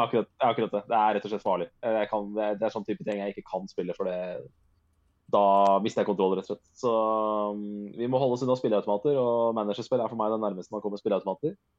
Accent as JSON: {"language": "Norwegian", "country": "Norway", "said": "jeg er norsk"}